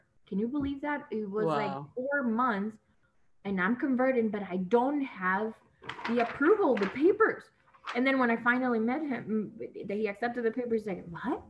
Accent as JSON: {"language": "English", "country": "Nicaragua", "first_language": "Spanish", "second_language": "English", "moved": "as an adult", "lives_now": "Los Angeles, United States", "said": "I'm from Nicaragua, Central America, and I moved here to Los Angeles because my mom lives here"}